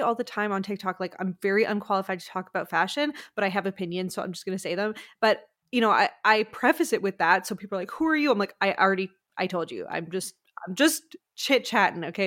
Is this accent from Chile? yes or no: no; Quebec, Canada; I'm from Quebec.